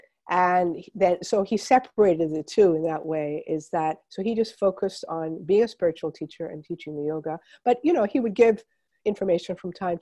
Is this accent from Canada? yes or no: yes; Montreal, Quebec, Canada; I was growing up in Montreal